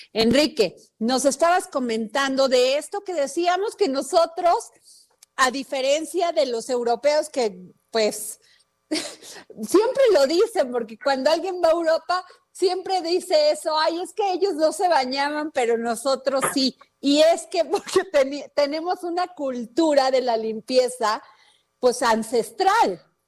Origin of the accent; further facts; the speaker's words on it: Veracruz, Mexico; yo soy veracruzana y conviví mucho con la cultura totonaca